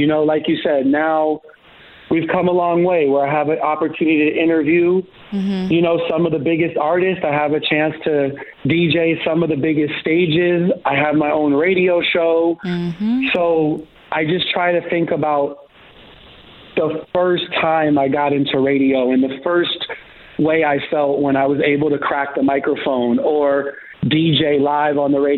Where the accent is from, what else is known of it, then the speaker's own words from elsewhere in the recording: Los Angeles, California, United States; growing up